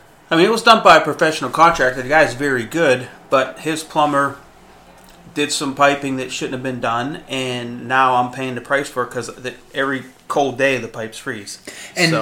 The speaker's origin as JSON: {"language": "English", "country": "United States", "tie": "born or raised there", "said": "Because I'm 100% Syrian. My dad was Syrian. My mom was Syrian. Born and raised in the United States"}